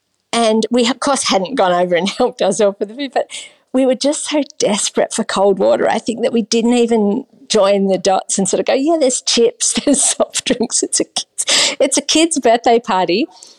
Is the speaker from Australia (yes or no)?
yes; Australia; And I'm from Australia